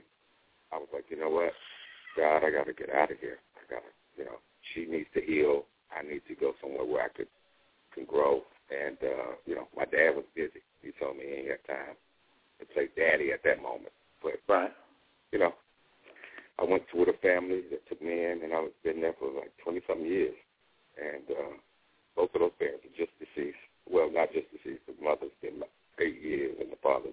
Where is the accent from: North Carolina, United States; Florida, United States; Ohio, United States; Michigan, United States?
North Carolina, United States; Charlotte; moved away as an adult; also born or lived in New York; I came from Charlotte.